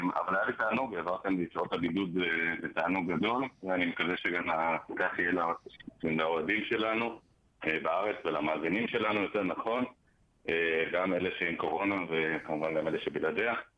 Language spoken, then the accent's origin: Hebrew; Jerusalem, Jerusalem District, Israel; moved away; אני ירושלמי במקור